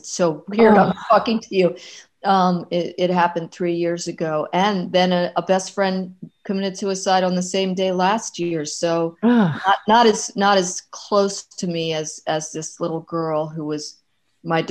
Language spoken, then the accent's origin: English; Maryland, United States; moved away; my hometown, Maryland